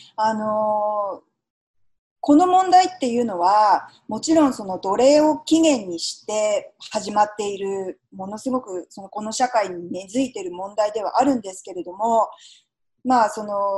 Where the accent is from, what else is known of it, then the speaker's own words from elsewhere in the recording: Japan; now in United States; 私がたまたま日本で生まれて育ってますけれども